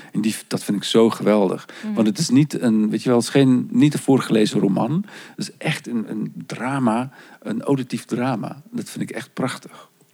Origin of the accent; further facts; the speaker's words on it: South Africa; moved away; Want zo ben ik opgegroeid. Ik kom oorspronkelijk uit Zuid-Afrika